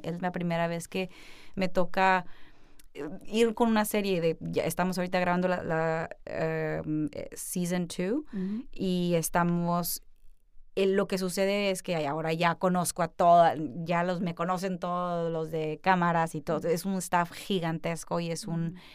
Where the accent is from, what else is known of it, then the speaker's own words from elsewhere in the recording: Culiacán, Sinaloa, Mexico; also born or lived in New York; now in Los Angeles, United States; yo nací en Culiacán, Sinaloa, que es una ciudad que está distinguida por tener los mejores atardeceres y también el narcotráfico. Entonces yo nací en una ciudad en donde bajo mi casa comíamos delicioso